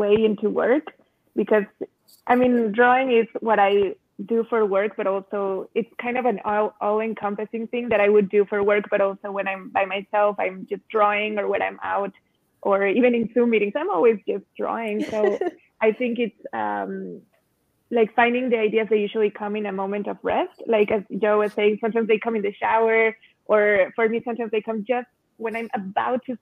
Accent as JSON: {"language": "English", "region": "Mexico City", "country": "Mexico", "tie": "born or raised there", "also_born_or_lived": "Cuernavaca, Mexico", "said": "My first years and childhood, I spent in Cuernavaca, the city of eternal springtime, and just being around colors and flowers, and then growing up seeing the murals in Mexico City"}